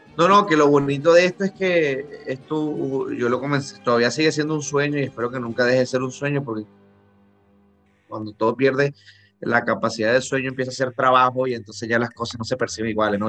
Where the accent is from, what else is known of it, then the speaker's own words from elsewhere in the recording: Barinas, Venezuela; moved away as an adult; also born or lived in Panama / Massachusetts; now in Miami, United States; Yo, yo soy de Barinas, estado Barinas, de la gente buena, de Barinas.